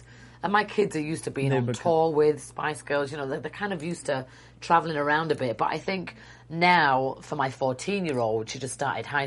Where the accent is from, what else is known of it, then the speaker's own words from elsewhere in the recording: United Kingdom; now in United States; I am British